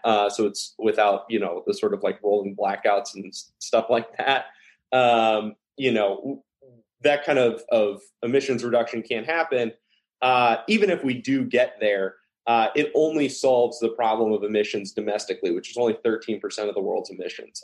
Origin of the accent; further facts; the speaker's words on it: Dallas, Texas, United States; moved away; also born or lived in Ohio; I, I, grew up in uh, a little bit in the South